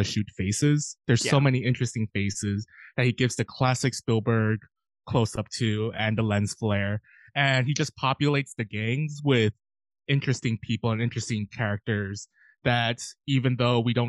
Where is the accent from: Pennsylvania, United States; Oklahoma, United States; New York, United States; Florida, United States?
New York, United States; New York City; I'm from New York City